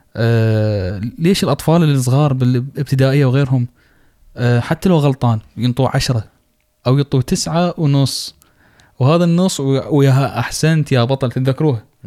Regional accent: Iraq; عندنا بالعراق

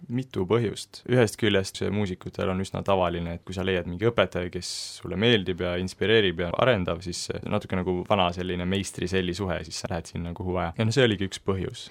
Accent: Tartu, Tartu County, Estonia; ma olen siitsamast Tartust pärit

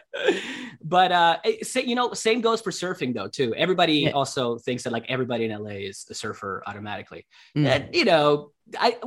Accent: Russia; now in Los Angeles, United States; I'm originally from Russia. I'm half Ukrainian

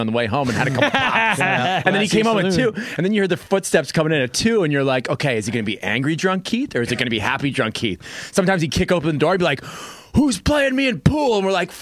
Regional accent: Pembroke, Ontario, Canada; moved away as an adult; also born or lived in Ottawa / Alaska / Australia / Taiwan; my town that I was in, that I grew up in Pembroke

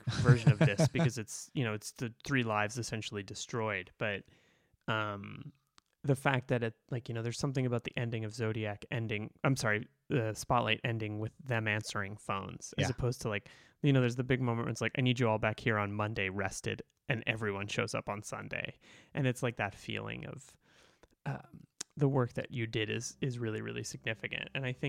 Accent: Boston, Massachusetts, United States; I grew up in Boston. I grew up Irish Catholic.

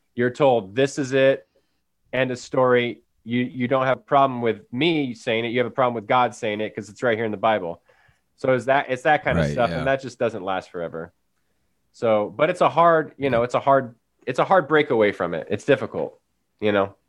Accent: Paradise, California, United States; now in Chico, United States; we had that fire a couple years ago that burnt down my hometown, um, Paradise, California

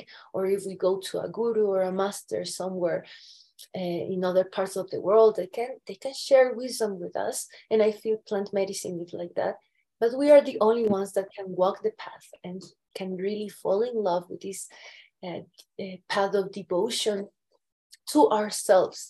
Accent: Andean Mountains of Ecuador, Andes, Ecuador; moved away; I was born and raised in the Andean Mountains of Ecuador.

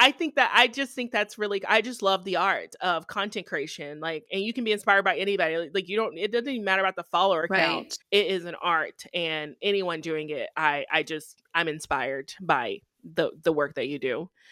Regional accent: the South, United States; I probably would have chose Florida, honestly, because I'm from the South.

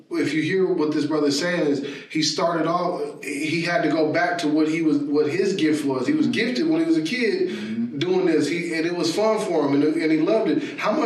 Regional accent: Denver, Colorado, United States; where I grew up in Denver

